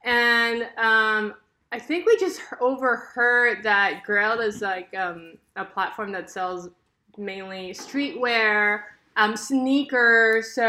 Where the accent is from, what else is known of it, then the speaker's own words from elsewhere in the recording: California, United States; Here in Southern California.